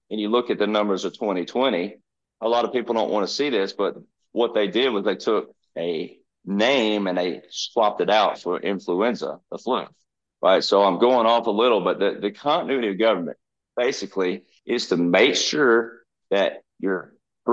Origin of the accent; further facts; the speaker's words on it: the South, United States; I'm from the South